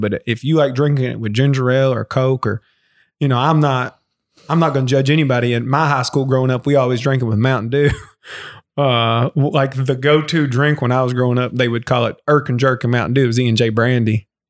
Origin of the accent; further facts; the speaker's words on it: Lawrenceburg, Kentucky, United States; also born or lived in Austin, Texas; I loved growing up in Anderson County.